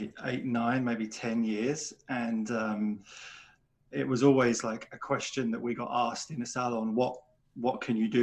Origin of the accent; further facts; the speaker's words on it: England, United Kingdom; moved away as an adult; also born or lived in Australia; although I was living in Australia for most of my adult life, I was born in England